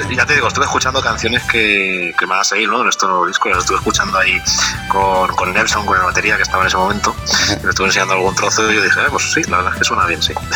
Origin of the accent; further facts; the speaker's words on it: Valencian Community, Spain; yo soy valenciano de, esta región de España